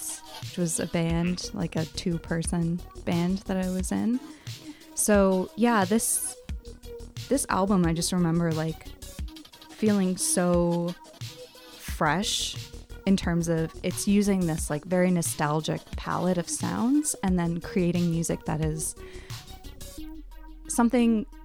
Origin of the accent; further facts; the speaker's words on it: Oakville, Ontario, Canada; I was growing up in Oakville, which is like an hour, like less than an hour away from Toronto.